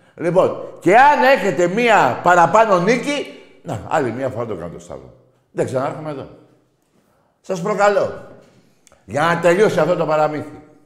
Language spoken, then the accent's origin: Greek; Greece; είμαι Έλληνας Ορθόδοξο και Έλληνας